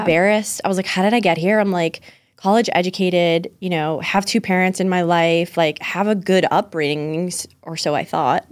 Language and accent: English; Pembroke, Massachusetts, United States; also born or lived in Scituate, Massachusetts; I was born and raised in Pembroke, Massachusetts.